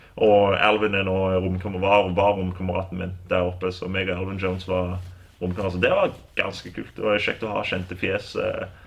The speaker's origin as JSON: {"language": "Norwegian", "country": "Norway", "also_born_or_lived": "Kansas, United States", "moved": "yes", "said": "jeg er, norsk, og jeg elsker Norge"}